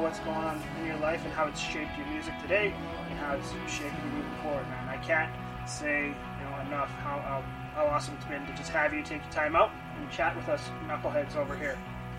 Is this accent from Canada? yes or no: yes; Kelowna, British Columbia, Canada; from just growing up in Kelowna, you know, growing up with the family situations.